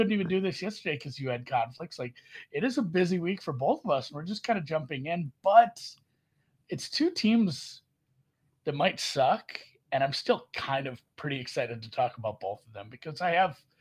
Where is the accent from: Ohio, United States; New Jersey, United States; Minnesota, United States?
Minnesota, United States; I'm from Minnesota.